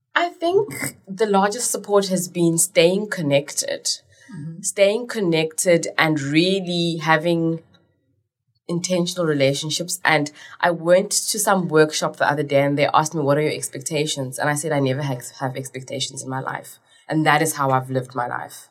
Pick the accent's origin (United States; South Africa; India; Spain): South Africa; Cape Town, Western Cape; also born or lived in Zimbabwe; I'm more South African than I am Zimbabwean because I came here when I was five